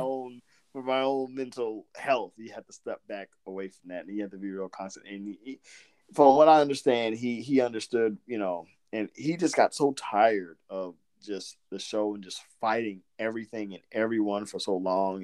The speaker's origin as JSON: {"language": "English", "region": "Southern Georgia", "country": "United States", "said": "I'm from I'm from Southern Georgia, but my mom was from New York and I've got like this little weird thing that goes in and out"}